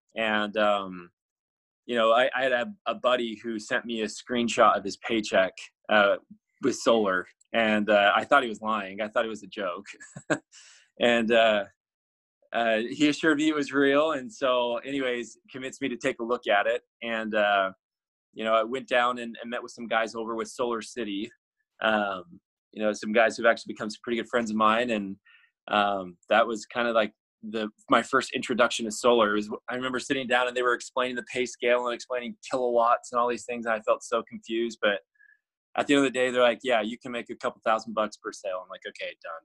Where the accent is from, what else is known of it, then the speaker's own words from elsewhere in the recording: Arizona, United States; I grew up in Arizona